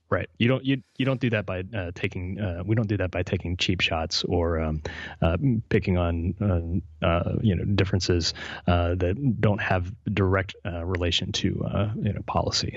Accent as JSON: {"language": "English", "region": "West Virginia", "country": "United States", "tie": "born or raised there", "said": "West Virginia, my home state"}